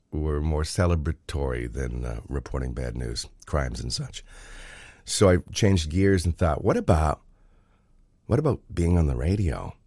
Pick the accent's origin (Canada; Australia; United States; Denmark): Canada; Oshawa, Ontario; now in Thornbury, Canada; growing up in Oshawa and reading the Oshawa Times